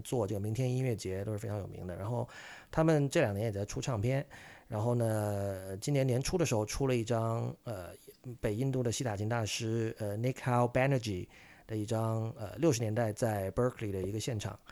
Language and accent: Chinese; Shenzhen, Guangdong, China; 我的家乡深圳